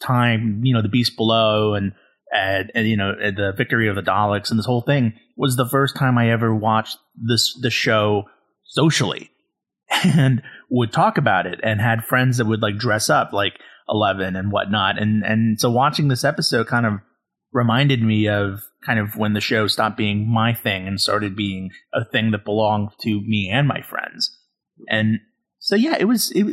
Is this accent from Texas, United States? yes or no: yes; Texas, United States; I was like this kid growing up in Texas in like the mid 2000s